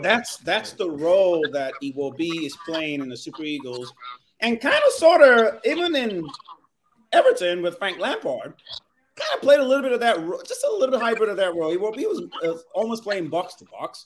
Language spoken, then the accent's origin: English; Nigeria; also born or lived in California; I'm Nigerian